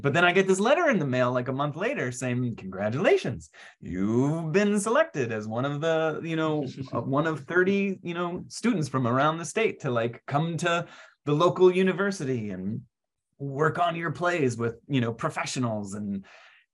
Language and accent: English; Virginia, United States; I grew up in Virginia